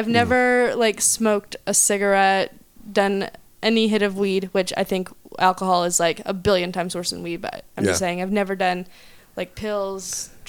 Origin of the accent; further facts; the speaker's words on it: Oklahoma, United States; I'm from Oklahoma and we have $5 wine there.